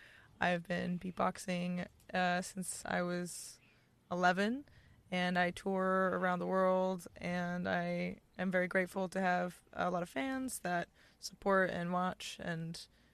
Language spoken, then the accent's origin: English; Boston, Massachusetts, United States; I'm from Boston, Mass. Currently moving to Chicago next month